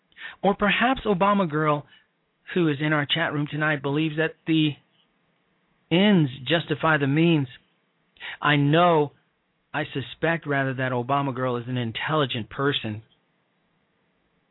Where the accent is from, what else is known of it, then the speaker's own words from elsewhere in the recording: Chicago, Illinois, United States; moved away; I'm from Chicago. I'm from the south side of Chicago.